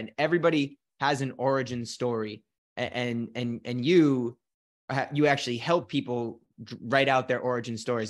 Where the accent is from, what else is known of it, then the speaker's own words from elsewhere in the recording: Scotland, United Kingdom; accent: Scottish; My little Scottish accent